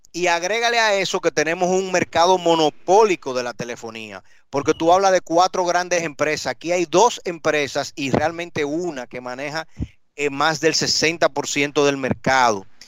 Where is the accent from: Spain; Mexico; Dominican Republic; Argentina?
Dominican Republic; todos los dominicanos tenemos aunque sea un primo en Nueva York